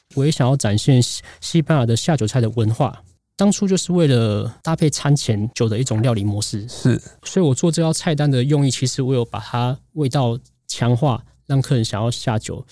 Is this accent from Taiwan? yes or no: yes; Tainan, Taiwan; moved away as an adult; also born or lived in northern Taiwan / France; 我在南部长大，在嗯，嗯。在北部工作，在法国读书